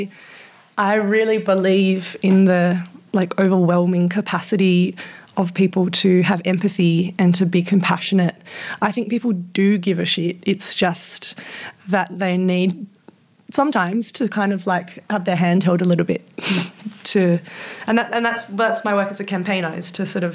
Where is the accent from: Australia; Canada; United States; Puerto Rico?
Australia; Western Australia; quite a formative experience in my primary school was the state government in WA wanted to build this giant road